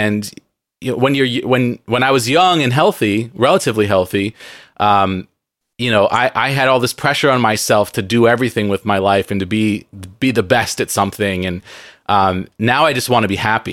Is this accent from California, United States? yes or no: yes; San Diego, California, United States; now in Seattle, United States; I grew up in San Diego